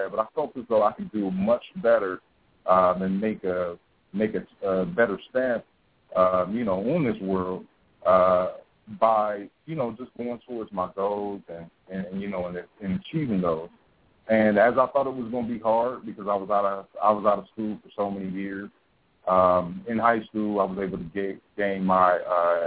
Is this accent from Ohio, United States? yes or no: yes; Columbus, Ohio, United States; now in Atlanta, United States; I'm originally from Columbus, Ohio. I came down to Atlanta